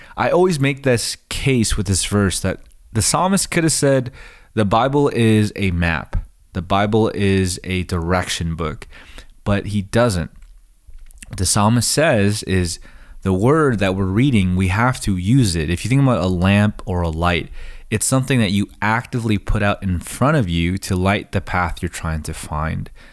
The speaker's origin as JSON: {"language": "English", "country": "United States", "said": "as, as American readers"}